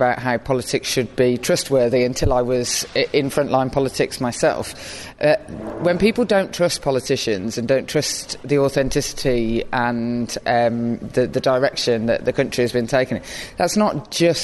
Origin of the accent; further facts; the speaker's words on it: Birmingham, West Midlands, United Kingdom; accent: Birmingham; girl growing up in Birmingham